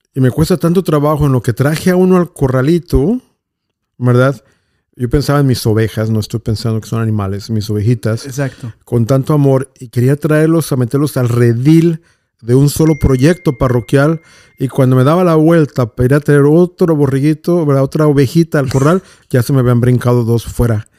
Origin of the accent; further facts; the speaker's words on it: Mexico; hubo seminaristas en mi pueblo por cinco años